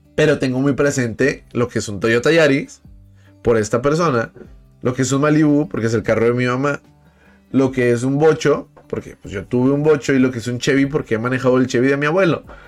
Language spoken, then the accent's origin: Spanish; Monterrey, Nuevo León, Mexico; Yo soy de Monterrey